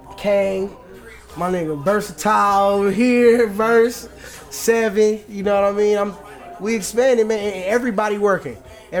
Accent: Manchester, North West England, United Kingdom; born there; Also, I was born in England. It's Manchester, England.

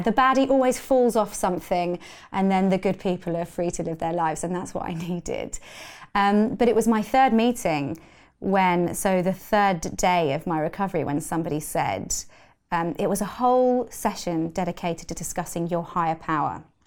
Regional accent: London, United Kingdom; I grew up in London

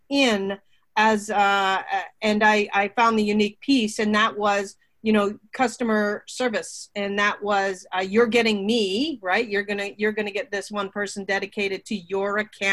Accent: Burlington, Ontario, Canada; also born or lived in Toronto; I grew up in Burlington, Ontario.

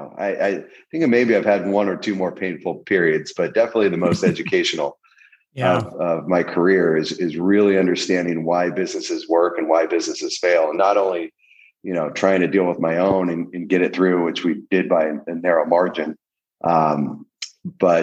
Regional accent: El Centro, California, United States; I grew up in El Centro, California, right on the Mexican border

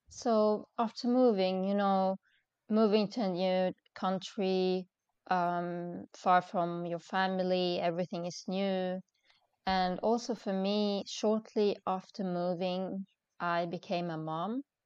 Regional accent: Sweden; moved away as an adult; now in Dubai, United Arab Emirates; I was born and raised in Sweden

